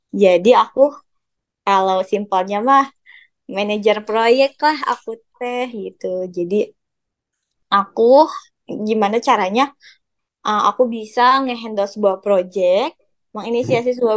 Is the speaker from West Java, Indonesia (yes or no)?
yes; Bandung, West Java, Indonesia; apalagi aku ya dari Bandung gitu terus aku kayak aduh